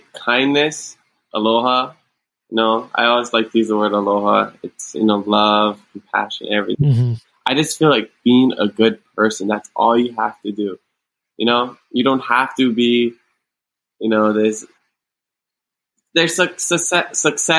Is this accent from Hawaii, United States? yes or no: yes; Hawaii, United States; Growing up in Hawaii